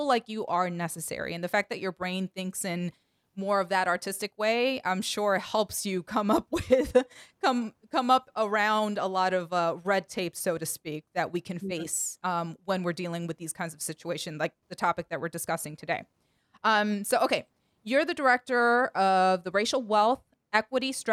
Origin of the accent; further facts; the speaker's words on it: Washington, District of Columbia, United States; based in our nation's capital and my hometown, Washington, D.C.